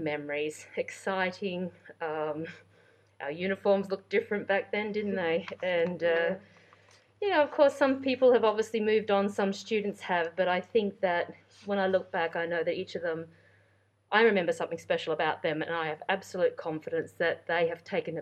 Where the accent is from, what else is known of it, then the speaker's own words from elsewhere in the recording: rural New South Wales, Australia; moved away as an adult; also born or lived in London; I was born and raised in Australia. I'm very proud Australian. It's my home country. I grew up in the country areas of New South Wales, a state